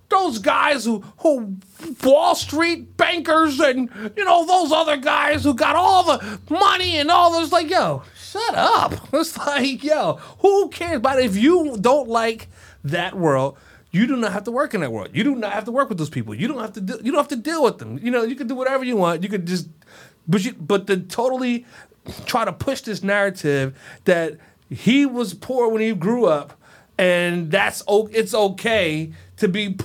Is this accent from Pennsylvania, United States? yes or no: yes; Scranton, Pennsylvania, United States; So when I first came to D.C., I wore a shirt without an undershirt because I was from Scranton